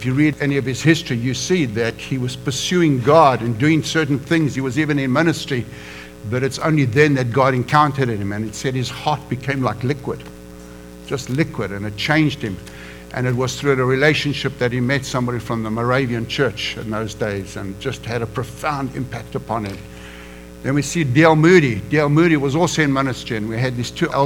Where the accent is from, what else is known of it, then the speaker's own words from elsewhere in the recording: South Africa; moved away as an adult; also born or lived in Johannesburg, South Africa / Durban, South Africa; now in United States; I am an American now, but come from Africa.